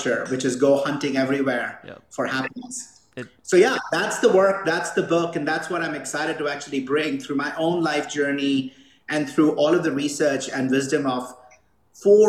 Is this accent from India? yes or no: yes; India; now in Boulder, United States; I grew up in India